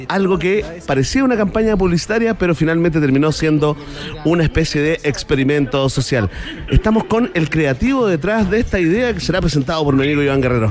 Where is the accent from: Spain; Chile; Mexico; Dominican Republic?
Chile; lo que somos los chilenos